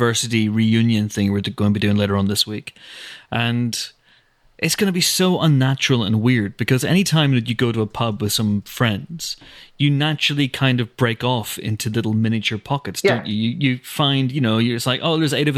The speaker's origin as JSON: {"language": "English", "region": "Northern Ireland", "country": "United Kingdom", "said": "being British and being from Northern Ireland"}